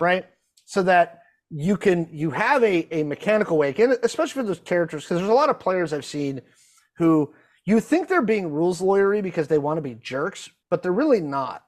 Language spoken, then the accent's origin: English; Pacific Northwest, United States; I'm from the Pacific Northwest